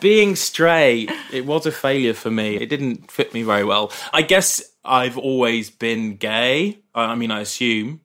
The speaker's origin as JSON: {"language": "English", "town": "Brighton", "region": "South East England", "country": "United Kingdom", "tie": "born or raised there", "said": "growing up in Brighton"}